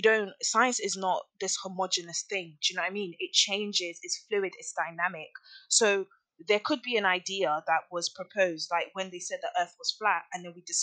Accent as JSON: {"language": "English", "country": "Nigeria", "said": "I am from a Nigerian heritage. I love Nigeria. I'm very, very in tune with my culture. I have family back home. I was born there. I am Nigerian."}